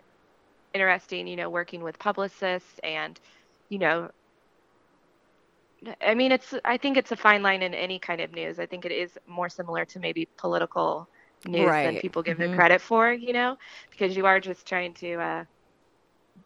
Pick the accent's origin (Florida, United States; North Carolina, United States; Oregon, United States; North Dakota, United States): Florida, United States; moved away as an adult; also born or lived in Denver; I'm from Florida